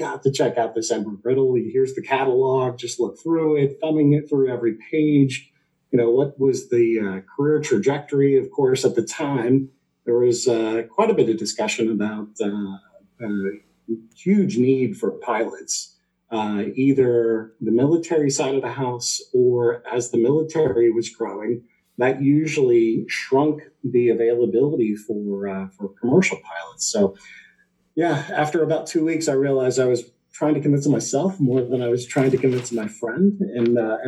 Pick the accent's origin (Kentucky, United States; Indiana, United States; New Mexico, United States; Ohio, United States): Ohio, United States; Greenhills; also born or lived in Appleton, Wisconsin; I am a local guy. Born and raised in Green Hills, just up the street from CPG